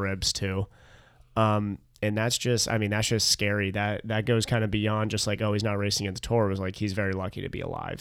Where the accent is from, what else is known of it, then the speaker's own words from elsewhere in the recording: United States; as an American